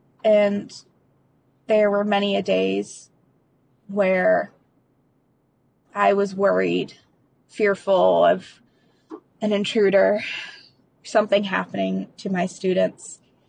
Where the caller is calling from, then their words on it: Hillsborough, North Carolina, United States; I'm calling from Hillsboro, North Carolina.